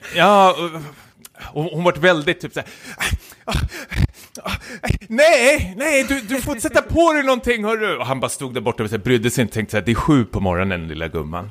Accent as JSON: {"language": "Swedish", "town": "Stockholm", "region": "Stockholm County", "country": "Sweden", "said": "jag är stockholmare"}